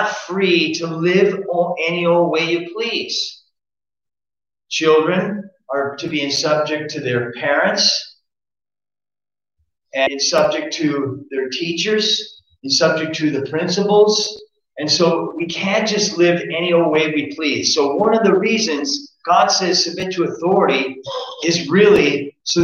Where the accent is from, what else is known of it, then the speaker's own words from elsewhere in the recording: United States; I'm an American citizen